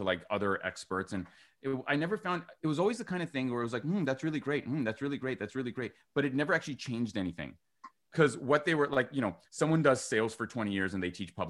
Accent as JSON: {"language": "English", "town": "Vancouver", "region": "British Columbia", "country": "Canada", "said": "I'm from Vancouver"}